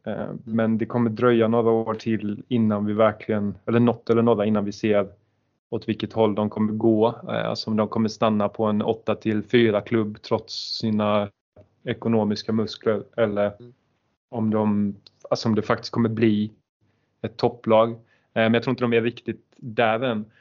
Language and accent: Swedish; Halmstad, Halland County, Sweden; vi är från Halmstad